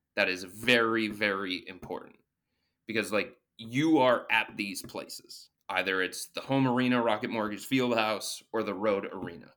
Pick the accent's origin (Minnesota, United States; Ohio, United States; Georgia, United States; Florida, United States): Ohio, United States; Cleveland; I was born and raised in the Cleveland area